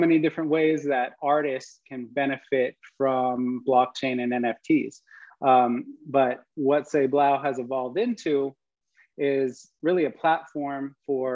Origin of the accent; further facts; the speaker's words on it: a couple hours north of San Francisco, California, United States; I grew up a couple hours north of San Francisco